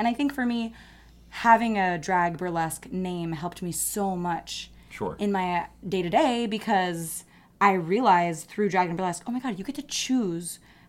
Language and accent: English; Jakarta, Indonesia; also born or lived in Singapore; now in New York City, United States; I grew up in Jakarta, Indonesia, and Singapore.